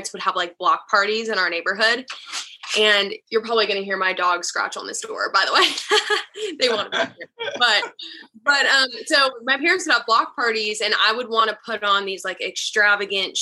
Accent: Charlotte, North Carolina, United States; moved away as an adult; now in Nashville, United States; I'm originally from Charlotte, North Carolina

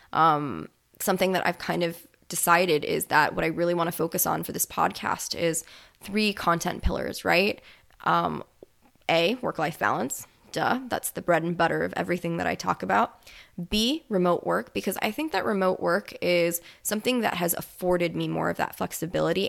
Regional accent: Florida, United States; now in New Orleans, United States; I'm originally from Florida

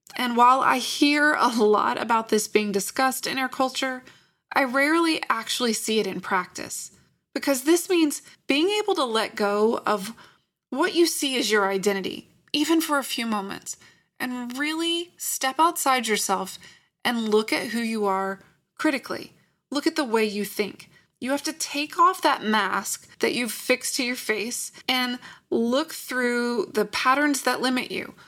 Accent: Lynchburg, Virginia, United States; I grew up in Lynchburg, Virginia

